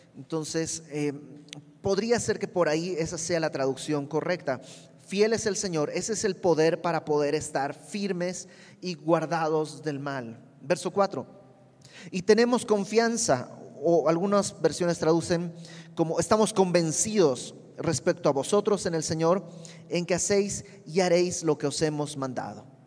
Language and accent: Spanish; Bolivia; now in Mexico; yo soy de Bolivia y mis amigos en Bolivia